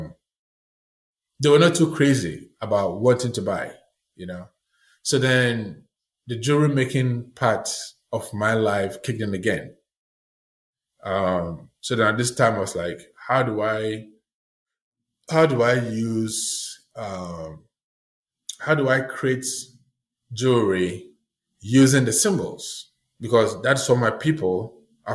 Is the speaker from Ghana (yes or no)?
yes; Ghana; moved away as an adult; also born or lived in Italy; now in Maine, United States; growing up in Ghana